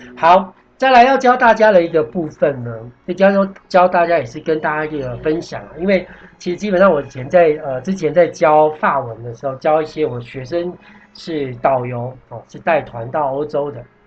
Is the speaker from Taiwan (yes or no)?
yes; Taiwan; moved away; also born or lived in France; 我们台湾人可能有时候弹业务，或弹一些事情，就我们约在咖啡馆